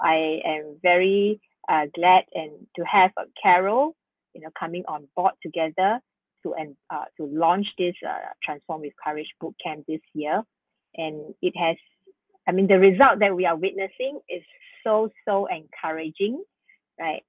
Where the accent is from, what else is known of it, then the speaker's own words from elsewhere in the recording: Singapore; we are very blessed uh, to be born and to be born and brought up in Singapore